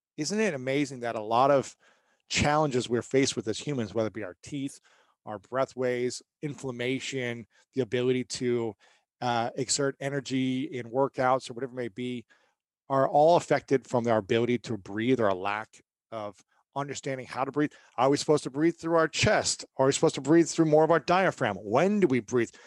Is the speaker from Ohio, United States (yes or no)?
yes; Ohio, United States; I'm from Ohio